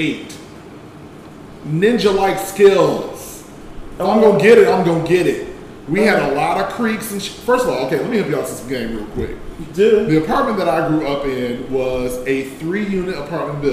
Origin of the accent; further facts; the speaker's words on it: Chicago, Illinois, United States; I'm from Chicago.